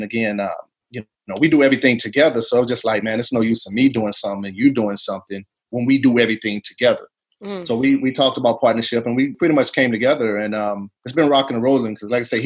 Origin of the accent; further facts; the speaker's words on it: East St. Louis, Illinois, United States; moved away as an adult; I was born and raised in East St. Louis. Did my 18 years there and joined the military.